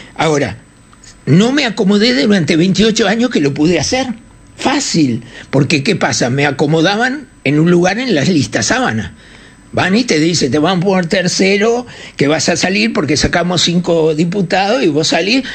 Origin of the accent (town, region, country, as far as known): Uruguay